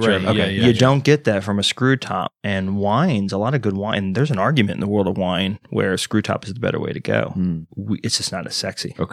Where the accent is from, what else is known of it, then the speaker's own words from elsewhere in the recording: Texas, United States; I'm from Texas and I lost my accent, military and all that noise, just traveling. And I live in the East Coast now.